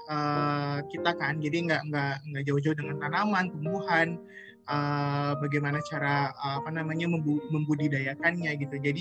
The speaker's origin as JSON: {"language": "Indonesian", "town": "Bandung", "region": "West Java", "country": "Indonesia", "tie": "born or raised there", "said": "saya uh, besar di Bandung dan di Bandung itu sempat ada uh, tahun 2005 dulu waktu saya masih SMA"}